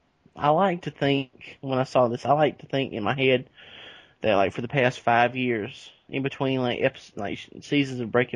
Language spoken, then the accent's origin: English; Calhoun Falls, South Carolina, United States; now in Augusta, United States; my hometown. There was a bank robbery in the town of Calhoun Falls